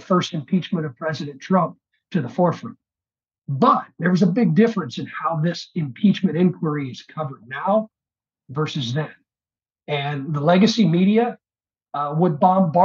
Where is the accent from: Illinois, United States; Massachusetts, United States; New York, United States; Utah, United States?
Illinois, United States; my home state of Illinois